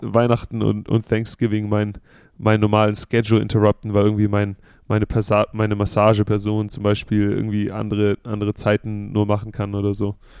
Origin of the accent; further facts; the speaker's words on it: Southern Germany, Germany; now in United States; ich bin ja aus Süddeutschland